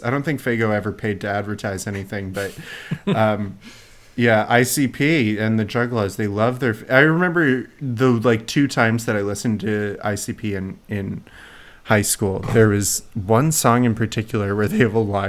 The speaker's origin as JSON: {"language": "English", "region": "North Carolina", "country": "United States", "said": "me being from North Carolina"}